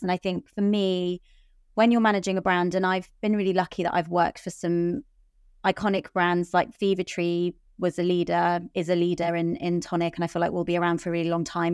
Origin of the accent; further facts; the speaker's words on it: London, United Kingdom; I'm born and raised in London